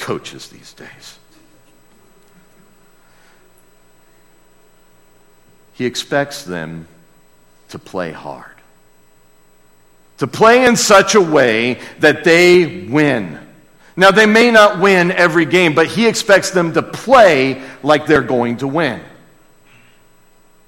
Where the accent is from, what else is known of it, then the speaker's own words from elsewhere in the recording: United States; as an American